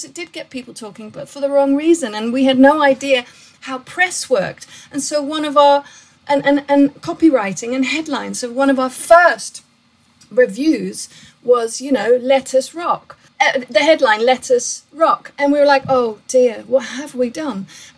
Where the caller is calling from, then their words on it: Brighton, South East England, United Kingdom; I'm ringing in from the UK and a lovely seaside town called Brighton.